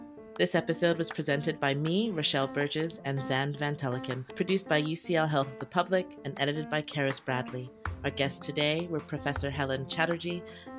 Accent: Canada; I don't think I've ever met a figure skater before, even though I grew up in Canada.

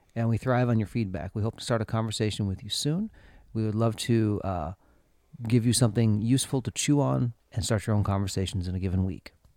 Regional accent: Minnesota, United States; growing up in Minnesota

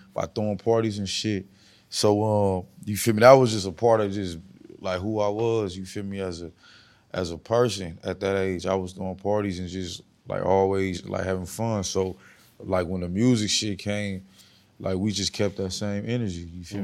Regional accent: West Coast, United States; I'm from the West Coast

